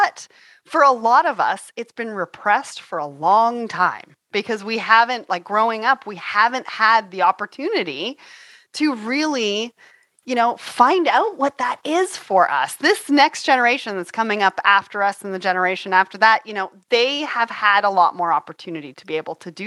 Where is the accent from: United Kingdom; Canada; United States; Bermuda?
Canada